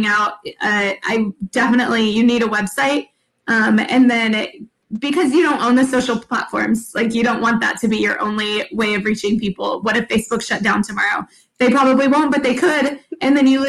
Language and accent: English; San Antonio, Texas, United States; I'm from San Antonio